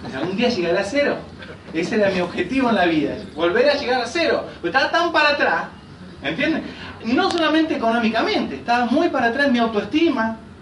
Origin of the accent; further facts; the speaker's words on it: Rosario, Santa Fe, Argentina; moved away as an adult; now in Villa Carlos Paz, Argentina; Yo soy allá, yo soy rosarino. Y hace ya 13 años que vivo en Carlos Paz